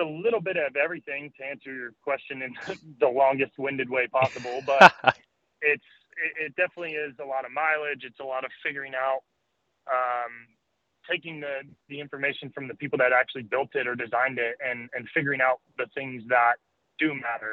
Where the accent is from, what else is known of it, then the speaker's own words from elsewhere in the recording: Colorado, United States; moved away as an adult; also born or lived in East Coast; now in California, United States; we grew up in Colorado.